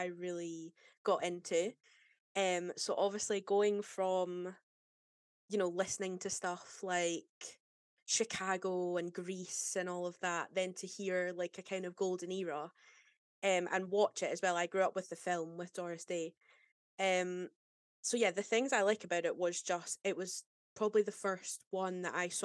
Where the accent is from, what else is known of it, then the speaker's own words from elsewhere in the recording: Scotland, United Kingdom; moved away as an adult; now in London, United Kingdom; I am also from Scotland, like Rosa. And I moved down to London in 2021 after the pandemic.